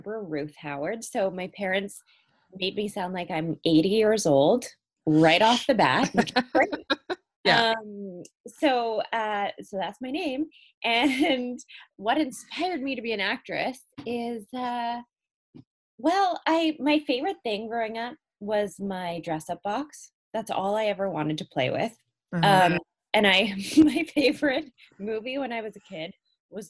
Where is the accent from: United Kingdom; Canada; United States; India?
Canada; Cranbrook, British Columbia; also born or lived in South Africa; I grew up in a really small town in Canada called Cranbrook